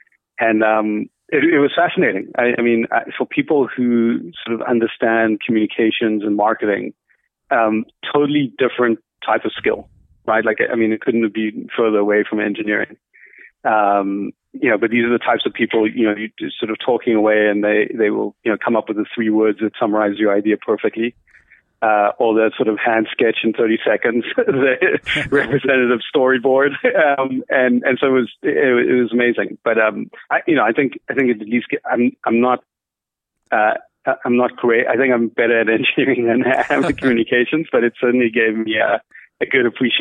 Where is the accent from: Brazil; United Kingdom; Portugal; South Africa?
South Africa; Cape Town, Western Cape; moved away as an adult; also born or lived in United States; I was born in Cape Town.